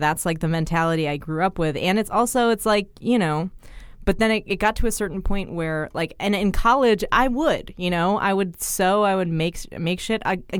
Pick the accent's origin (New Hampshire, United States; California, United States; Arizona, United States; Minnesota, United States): California, United States; Bay Area; moved away as an adult; now in New York, United States; I'm from the Bay Area